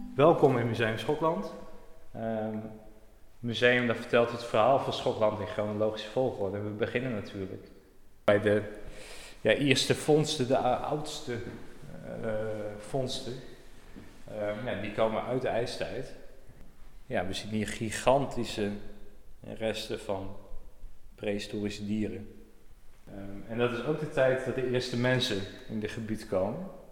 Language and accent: Dutch; Urk, Flevoland, Netherlands; ik ben uh, nou, opgegroeid op Urk